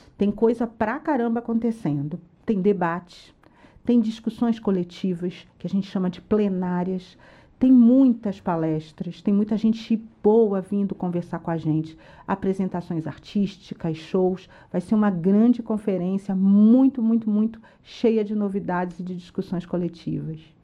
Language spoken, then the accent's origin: Portuguese; Brazil; nós somos brasileiros orgulhosos de onde a gente está.